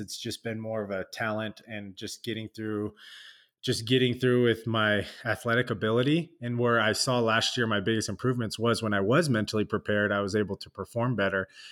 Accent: Southern California, United States; I'm from SoCal

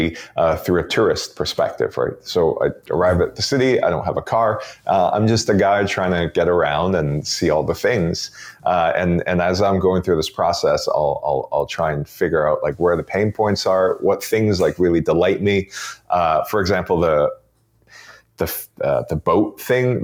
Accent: Toronto, Ontario, Canada; also born or lived in Beijing, China; now in Vancouver Island, Canada; Roots in Toronto, and I basically grew up in Toronto

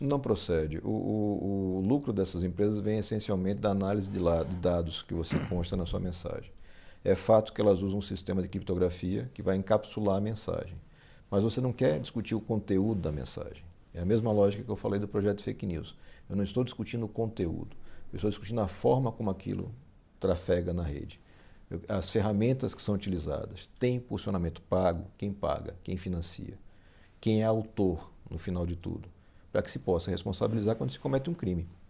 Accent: Aracaju, Sergipe, Brazil; also born or lived in Passo Fundo, Rio Grande do Sul, Brazil; Eu nasci em Passo Fundo, Rio Grande do Sul, mudei para Sergipe, para o Nordeste, com 9 anos de idade

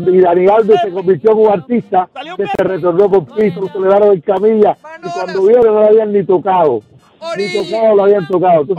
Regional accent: Cuba; yo soy de Guarapán. ahí en la víbora

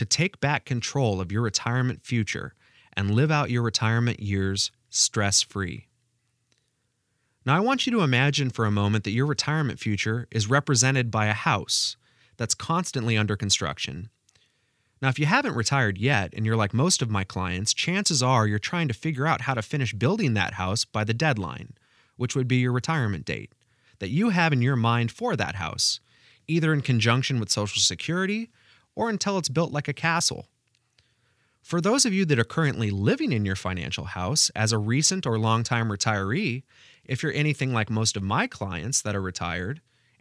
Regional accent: Pacific Northwest, United States; now in Indiana, United States; since my childhood growing up in the Pacific Northwest

